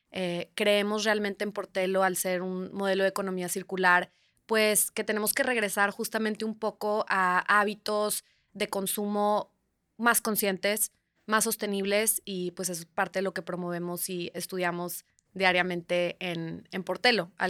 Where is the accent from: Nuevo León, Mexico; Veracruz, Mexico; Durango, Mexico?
Nuevo León, Mexico; Monterrey; also born or lived in Italy; Yo crecí de chica aquí en, en Monterrey, aquí nací, aquí, aquí crecí mis primeros años. Y en prepa me fui a un pequeño pueblito en Italia, muy, muy pequeño, muy remoto.